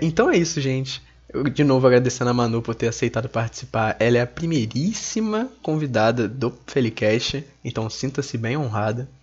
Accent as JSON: {"language": "Portuguese", "country": "Brazil", "said": "sendo brasileiro"}